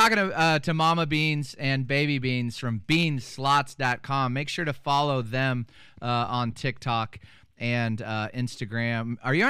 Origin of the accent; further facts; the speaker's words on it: Kansas, United States; I said we are from Kansas